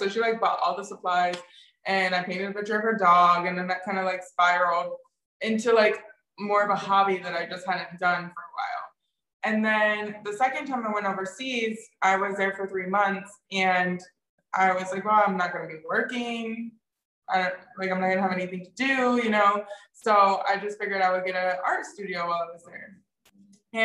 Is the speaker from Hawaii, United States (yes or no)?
no; Michigan, United States; also born or lived in Florida / Colorado; I grew up in Michigan. I lived in Florida for a period of time. I was born in Colorado